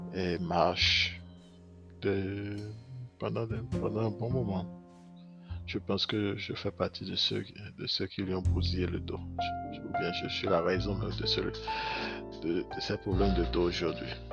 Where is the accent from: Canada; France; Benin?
Benin; Je suis né au Bénin. J'ai grandi au Bénin